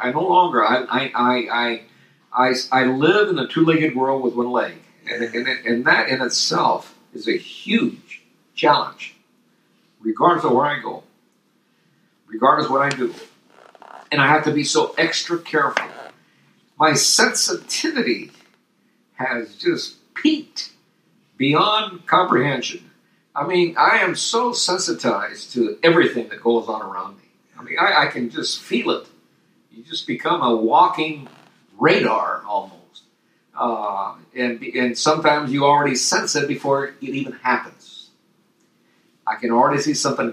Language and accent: English; Torreón, Coahuila, Mexico; May 27, 1937, when I was born in Torreon